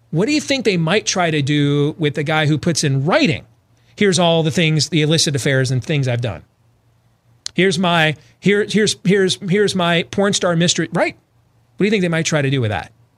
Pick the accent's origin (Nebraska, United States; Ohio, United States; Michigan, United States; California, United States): Michigan, United States; Grand Rapids; I grew up there in Grand Rapids, Michigan